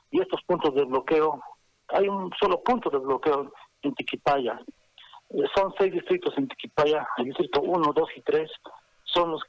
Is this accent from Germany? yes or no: no; Bolivia; ¿Hasta dónde, estamos llegando como bolivianos?